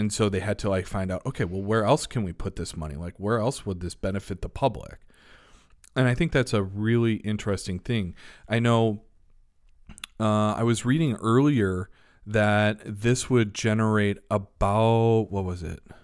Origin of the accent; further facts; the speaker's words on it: Elmhurst, Illinois, United States; I grew up in Elmhurst